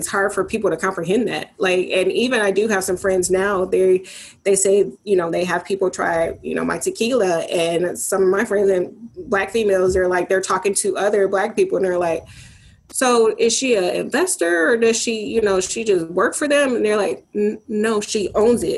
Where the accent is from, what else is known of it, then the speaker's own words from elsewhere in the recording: Detroit, Michigan, United States; born and raised in Detroit